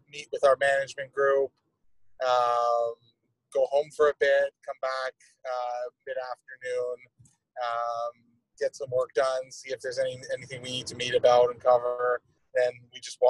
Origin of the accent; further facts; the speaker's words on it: Toronto, Ontario, Canada; moved away as an adult; also born or lived in Denver, Colorado; now in Columbus, United States; I grew up in Toronto